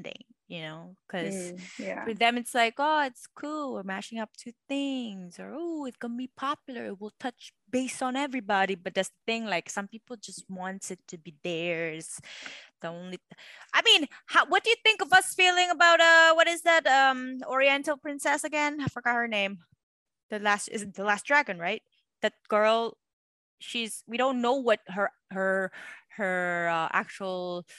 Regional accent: Macau; also born or lived in Hong Kong; now in United States; growing up in Macau and Hong Kong, especially when English isn't the main language

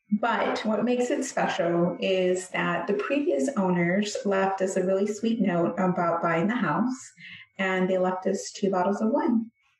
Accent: San Antonio, Texas, United States; how I grew up in San Antonio is way different than anyone outside of the greater area of San Antonio.

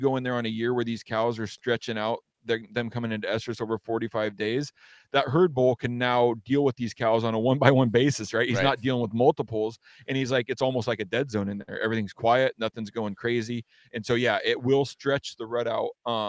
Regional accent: Washington, United States; growing up in Western Washington is a lot different aside from maybe like North Idaho, because it's a jungle here, you know?

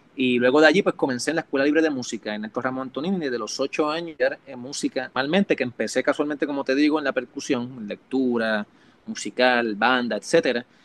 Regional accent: Hormigueros, Puerto Rico; also born or lived in Mayagüez, Puerto Rico; now in Miami, United States; Ahí todavía está la casa de mis viejos en Hormiguero, por eso es que también digo que soy de Hormiguero

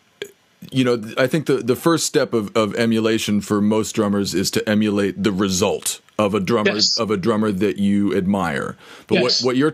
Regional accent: Santa Fe, New Mexico, United States; I grew up in Santa Fe, New Mexico

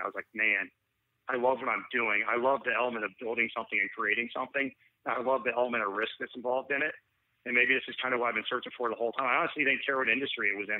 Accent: Atlanta, Georgia, United States; also born or lived in Raleigh, North Carolina; Atlanta is my hometown

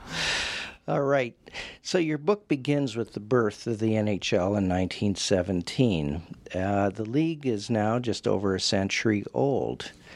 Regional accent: Western Canada, Canada; growing up in Western Canada

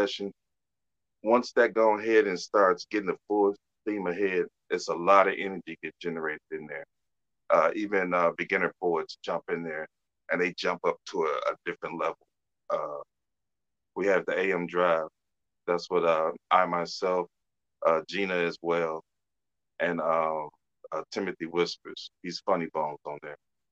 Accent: Detroit, Michigan, United States; now in Arkansas, United States; I'm from Detroit, actually. Transport down here to Arkansas

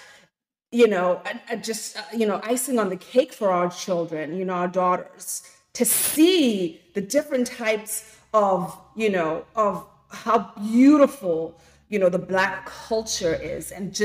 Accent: Zimbabwe; moved away as an adult; now in United States; I'm from Zimbabwe. I've been here now 24 years, and I came, you know, to school

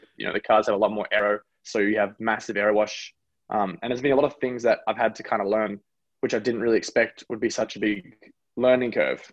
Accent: Australia; moved away; also born or lived in United States / New Zealand; I'm really proud to have grown up in Australia, and I'm really proud to be born in America. But you know, I'm definitely a New Zealander

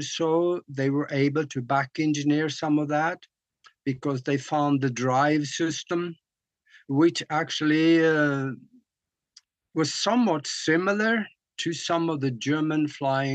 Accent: Norway; moved away; when I grew up back in Norway

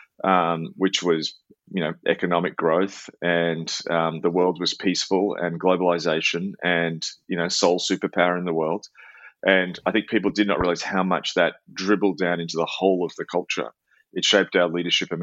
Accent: Melbourne, Victoria, Australia; my hometown of Melbourne

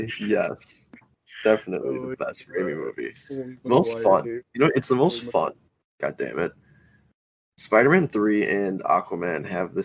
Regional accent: near Aurora, Illinois, United States; Dude, I was born near Aurora, Illinois.

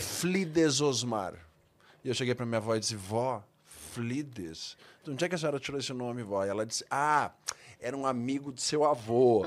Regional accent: Rio Grande do Sul, Brazil; moved away; eu fui para minha terra, para o Rio Grande do Sul

